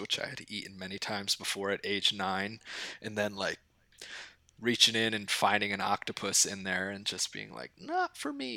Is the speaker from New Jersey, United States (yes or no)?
yes; Southern New Jersey, United States; now in New York City, United States; I am from Southern New Jersey